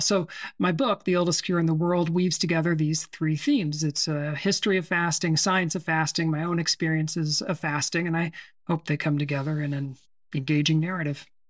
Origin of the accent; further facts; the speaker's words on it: Temple, Texas, United States; moved away; also born or lived in Seattle; I grew up in a town called Temple, which is, um, on Interstate thirty-five between Waco and Austin.